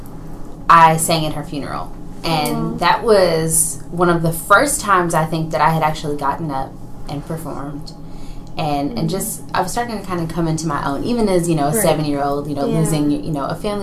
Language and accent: English; Houston, Texas, United States; also born or lived in Ohio; I was born and raised in Houston, Texas